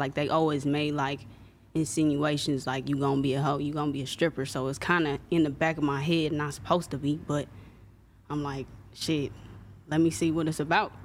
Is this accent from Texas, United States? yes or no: no; Compton, California, United States; also born or lived in Anaheim; And I was raised in Compton. Like, I moved to Compton when I was, like, four